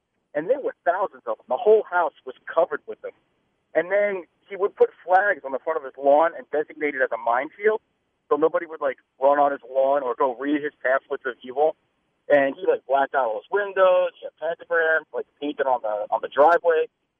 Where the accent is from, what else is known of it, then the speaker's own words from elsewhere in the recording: Long Island, New York, United States; I grew up on Long Island.